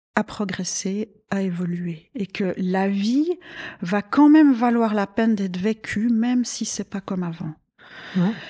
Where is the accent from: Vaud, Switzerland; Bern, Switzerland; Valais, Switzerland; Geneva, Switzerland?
Vaud, Switzerland; also born or lived in Abidjan, Côte d'Ivoire; je suis originaire du canton de Vaud, j'ai fait mes études à Lausanne